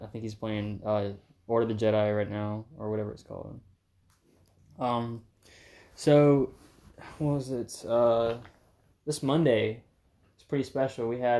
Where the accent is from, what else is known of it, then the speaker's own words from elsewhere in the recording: Florida, United States; I love snow. Like growing up in Florida, but never get it.